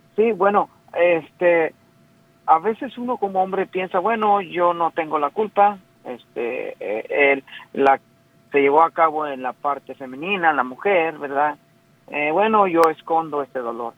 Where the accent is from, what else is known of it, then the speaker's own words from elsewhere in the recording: Mexico; yo soy mexicano